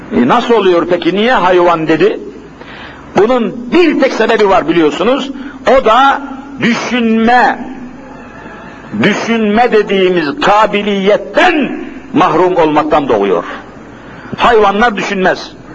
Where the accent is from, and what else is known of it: Bingöl, Bingöl Province, Turkey; born or raised there; moved away